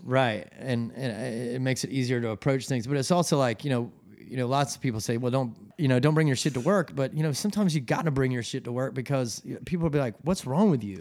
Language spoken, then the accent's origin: English; Atlanta, Georgia, United States; moved away as an adult; also born or lived in New York / Colorado; now in Charleston, United States; I'm from Atlanta, Georgia. Um, I grew up there, and my parents still live in the same house.